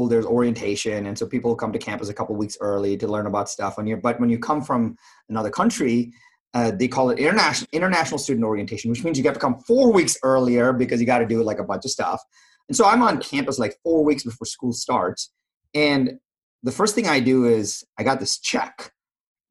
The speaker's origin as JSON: {"language": "English", "country": "India", "moved": "yes", "lives_now": "United States", "said": "I was from India"}